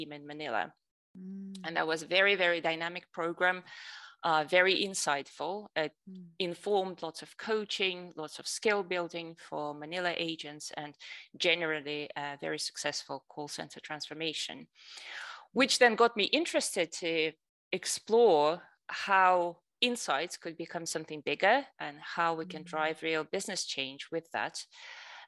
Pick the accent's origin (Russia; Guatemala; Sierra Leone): Russia; moved away as an adult; also born or lived in United States / Germany; I'm originally from Russia. I moved to the US when I was 15 to do a year at high school. Then I came back.